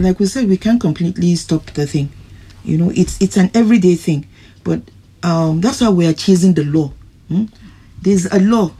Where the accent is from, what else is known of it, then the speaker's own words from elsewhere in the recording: Ghana; But I'm a Ghanaian